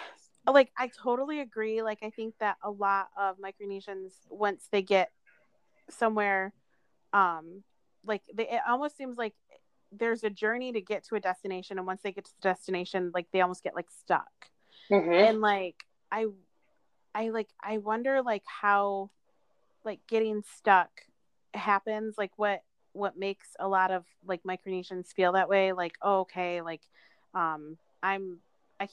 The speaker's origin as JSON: {"language": "English", "country": "United States", "tie": "born or raised there", "said": "I'm literally living in the same place where I was born and raised in America."}